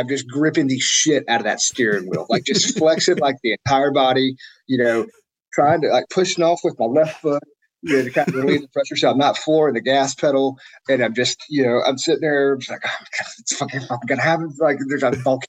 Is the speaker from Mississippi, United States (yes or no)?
yes; Jackson, Mississippi, United States; I grew up in in Jackson, Mississippi, and then in the suburbs.